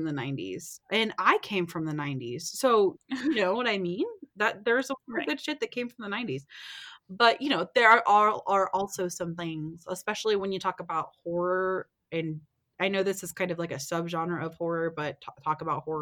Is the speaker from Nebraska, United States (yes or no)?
no; Texas, United States; moved away; also born or lived in Colorado; growing up in Texas